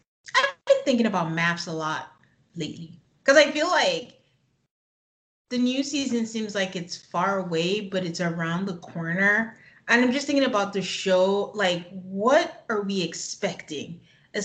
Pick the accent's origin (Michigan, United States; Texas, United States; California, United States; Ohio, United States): Texas, United States; Houston; also born or lived in Nigeria; we're both from Nigeria, but we're also originally from Texas and we grew up in Houston.